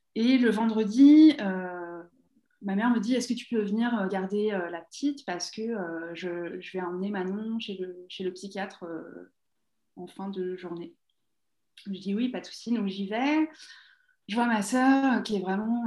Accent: Essonne, Île-de-France, France; moved away as an adult; now in Toronto, Canada; j'ai grandi en Essonne

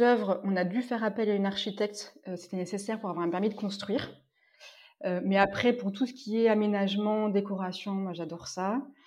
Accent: Orléans, Centre-Val de Loire, France; moved away as an adult; also born or lived in Compiègne / Paris / Normandy / Ardèche; je suis née à Orléans, en région centre

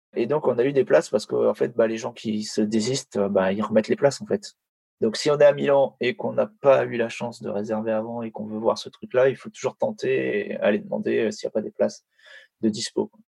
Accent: France; en tant que Français

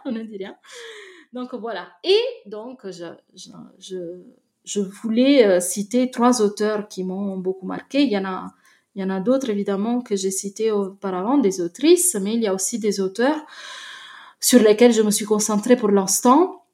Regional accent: Naples, Campania, Italy; je viens de Naples

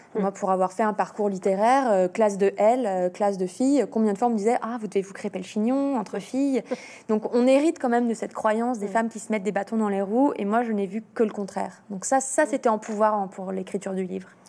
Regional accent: Lyon, Auvergne-Rhône-Alpes, France; Je suis lyonnaise

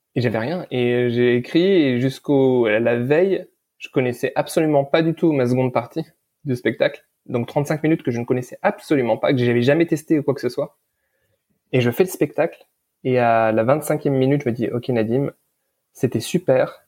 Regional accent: Lebanon; je suis né au Liban euh, pendant la guerre

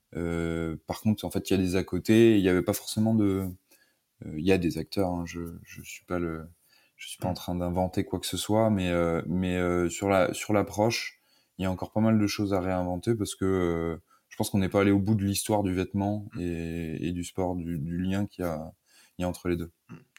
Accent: the West, western France, France; also born or lived in Paris; Je viens de l'Ouest, au départ.

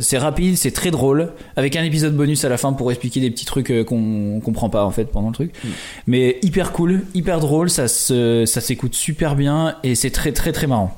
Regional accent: France; chez nous en France

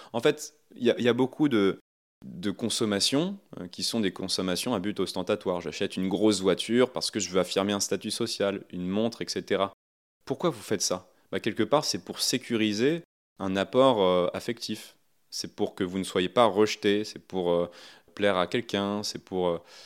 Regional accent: Ouistreham, Normandy, France; Moi, je viens de, de Wistreham, hein, sur la, côte normande

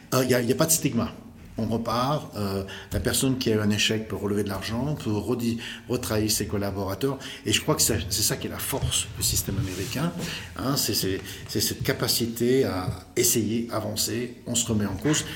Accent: Lyon, Auvergne-Rhône-Alpes, France; accent: French; je suis né à Lyon, le 26 septembre 1959. et études, euh, assez, assez brillantes d'ailleurs, lycée du Parc à Lyon

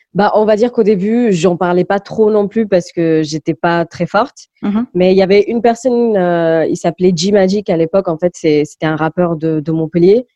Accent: Malaga, Andalusia, Spain; first language English; French is a second language; also born or lived in Goa, India / Lisbon, Portugal; now in France; c'est à Malaga que j'ai vraiment grandi, que j'ai fait ma scolarisation

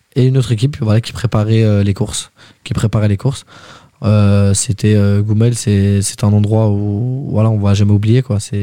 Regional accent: Val-d'Oise, Île-de-France, France; je viens du 95

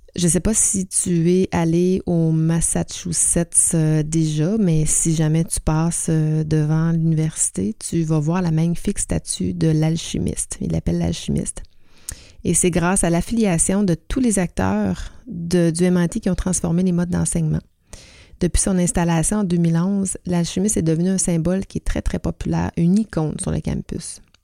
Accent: Quebec, Canada; chez nous au Québec

